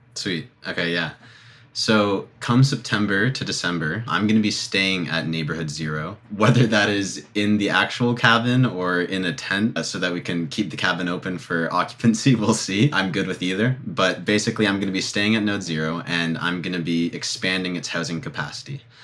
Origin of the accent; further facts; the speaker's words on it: Toronto, Ontario, Canada; I'm from Toronto